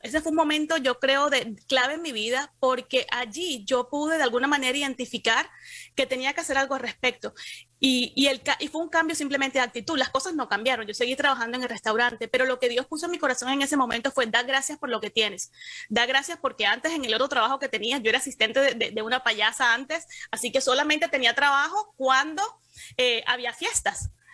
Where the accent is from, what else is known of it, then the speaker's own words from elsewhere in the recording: Cartagena, Bolívar, Colombia; moved away as an adult; now in Miami, United States; Yo soy de Cartagena, que es una ciudad pequeña